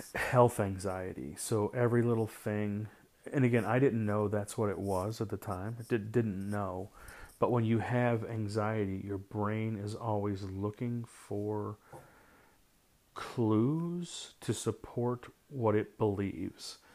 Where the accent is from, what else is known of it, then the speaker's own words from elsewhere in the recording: St. Louis, Missouri, United States; I grew up in Saint Louis